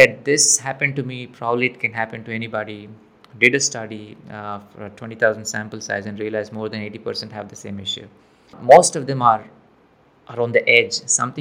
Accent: India; moved away as an adult; now in United States; I'm from India, came to the US.

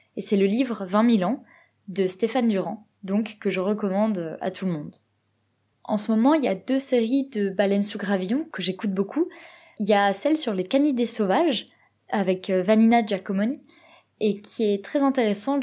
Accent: Provence-Alpes-Côte d'Azur, France; moved away as an adult; now in Norway; je suis originaire du sud-est de la France, plus exactement de Provence

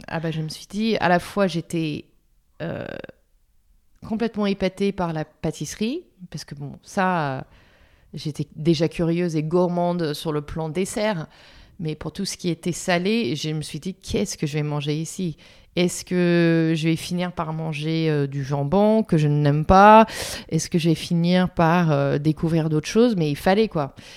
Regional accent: Philadelphia, Pennsylvania, United States; French is a second language; moved away as an adult; now in Paris, France; J'ai grandi à Philadelphie, euh, en Pennsylvanie.

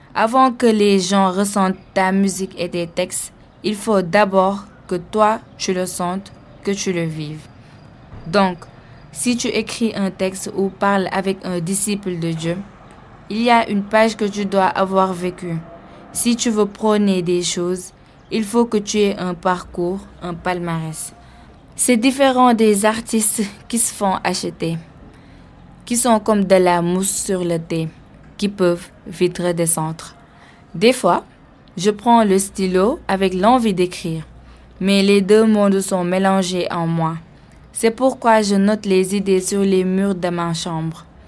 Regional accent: Dakar, Senegal; moved away; Quand j'ai quitté Dakar

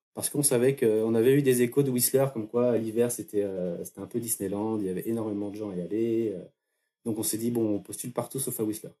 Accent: Fougères, Brittany, France; moved away as an adult; also born or lived in Barcelona / Montreal; j'ai grandi à côté d'un, d'une petite ville qui s'appelle Fougères

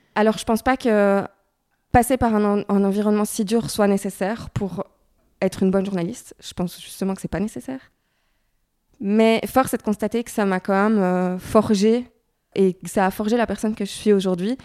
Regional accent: Brussels, Brussels-Capital Region, Belgium; also born or lived in Paris; je viens de Bruxelles

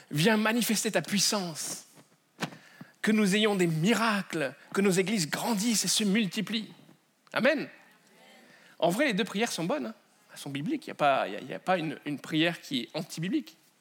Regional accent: France; accent: French; mon accent euh, français.

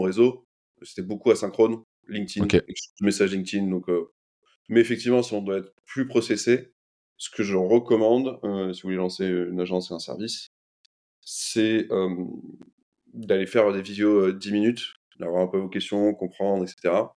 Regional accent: Lyon, Auvergne-Rhône-Alpes, France; j'ai grandi à Lyon

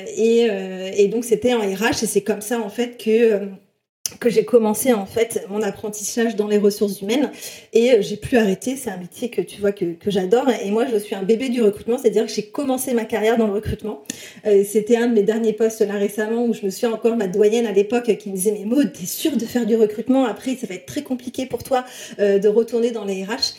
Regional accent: south-west France, France; je viens du sud-ouest de la France, dans un tout petit village de 3000 habitants.

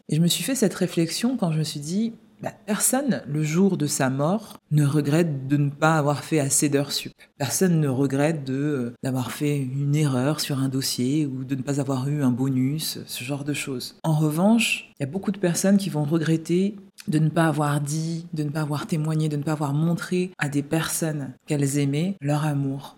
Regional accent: Paris, Île-de-France, France; moved away as an adult; also born or lived in London; je suis né à Paris et puis euh, pour le travail et aussi pour explorer le monde, je suis parti vivre à Londres et dans différentes villes du sud de la France.

